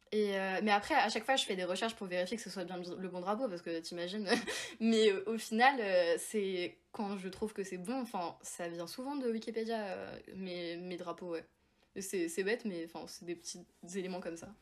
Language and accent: French; Évian-les-Bains, Auvergne-Rhône-Alpes, France; moved away as an adult; now in Paris, France; j'habite à Paris mais normalement je viens de Évian, donc comme l'eau du coup en Haute-Savoie